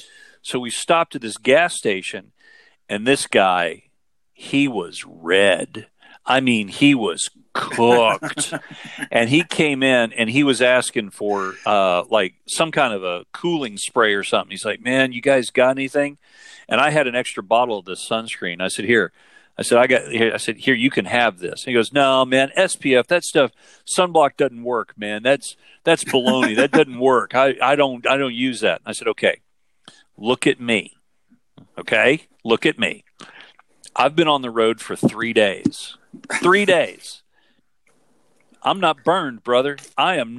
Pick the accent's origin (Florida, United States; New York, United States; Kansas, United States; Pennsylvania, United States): Florida, United States; grew up in Florida